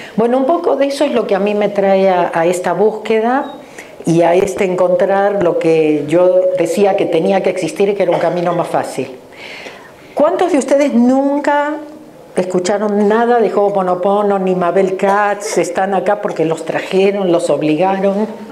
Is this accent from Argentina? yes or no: yes; Argentina; moved away as an adult; now in Los Angeles, United States; nací en la Argentina, pero hace 34 años que vivo en Los Ángeles. en la Argentina tengo dos títulos universitarios